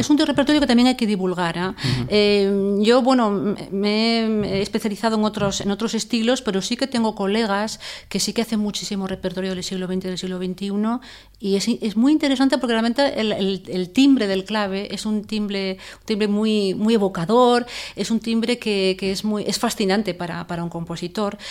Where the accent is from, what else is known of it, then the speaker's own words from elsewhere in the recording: Zaragoza, Aragon, Spain; moved away; also born or lived in Salamanca / El Escorial; mi ciudad natal y donde vive mi familia es Zaragoza